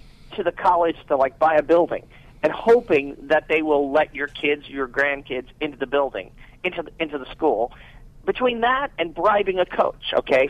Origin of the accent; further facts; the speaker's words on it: New York City, New York, United States; I'm from New York City